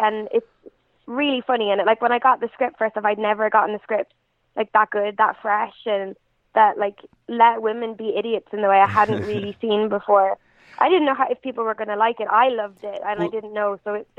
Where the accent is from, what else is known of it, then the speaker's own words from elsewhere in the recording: Galway, Connacht, Ireland; So it's like, I've had people say to me really like disappointedly, oh, you don't even sound Irish. So I'm like, no, I'm just from Galway.